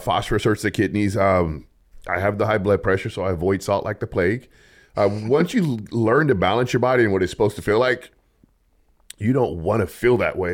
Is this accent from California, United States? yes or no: yes; Los Angeles, California, United States; now in Bakersfield, United States; I'm from Los Angeles.